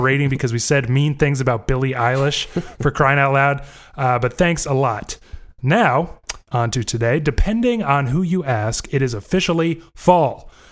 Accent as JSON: {"language": "English", "region": "Florida", "country": "United States", "tie": "born or raised there", "moved": "as an adult", "lives_now": "Indiana, United States", "said": "I grew up in Florida also, di, wasn't born there, but did grow up there."}